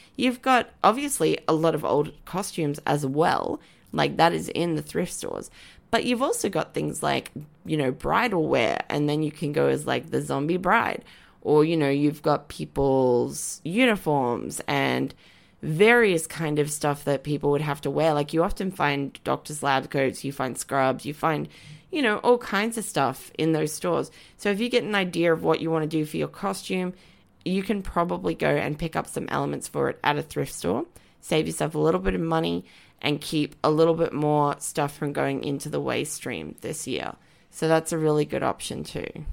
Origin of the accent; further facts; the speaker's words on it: Brisbane, Queensland, Australia; I grew up in Wynnum Manly in, um, Queensland, which is like a suburb